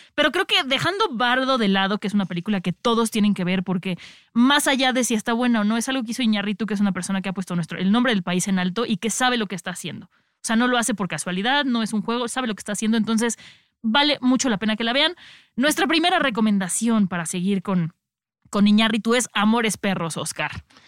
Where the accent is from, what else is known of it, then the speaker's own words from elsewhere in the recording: Mexico; nosotros como mexicanos